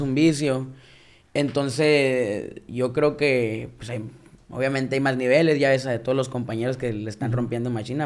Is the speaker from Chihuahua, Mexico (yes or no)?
no; Caborca, Sonora, Mexico; Caborca, que es de donde yo soy